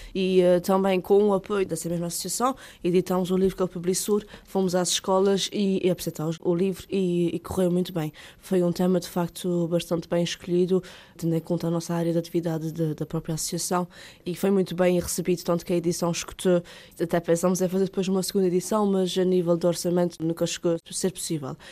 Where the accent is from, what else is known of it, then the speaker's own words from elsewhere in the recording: Ponta Delgada, Azores, Portugal; Eu nasci em Ponta Delgada, São José, sou natural de cá, portanto, mas sou da Covoada, uma freguesia aqui de Ponta Delgada